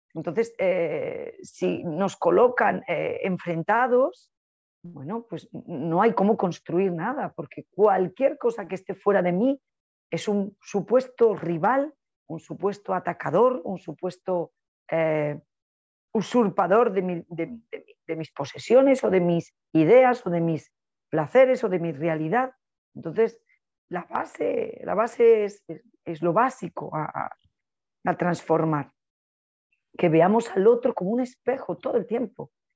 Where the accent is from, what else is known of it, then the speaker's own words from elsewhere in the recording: Spain; soy una española